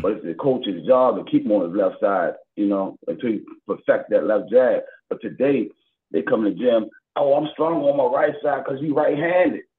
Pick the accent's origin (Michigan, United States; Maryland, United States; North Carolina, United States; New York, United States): Maryland, United States; Baltimore; I'm from Baltimore, born and raised Baltimore, Maryland, West Side